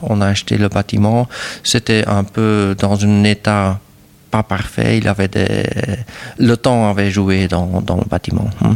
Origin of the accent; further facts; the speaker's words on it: Wildert, Flanders, Belgium; French is a second language; moved away as an adult; also born or lived in Lier, Belgium; now in Saint-Hubert, Belgium; ma village où je trouve que je suis né vraiment, c'est à Wilde et c'est près de la frontière de Pays-Bas.